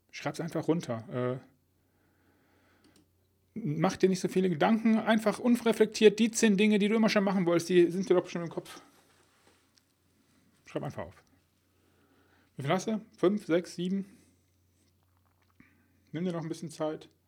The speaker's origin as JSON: {"language": "German", "region": "Rhineland", "country": "Germany", "accent": "Rhenish", "said": "Um meinen rheinischen Akzent ein bisschen wegzulassen."}